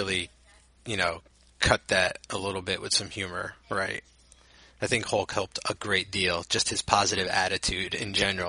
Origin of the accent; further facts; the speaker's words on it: New Jersey, United States; I'm just from New Jersey.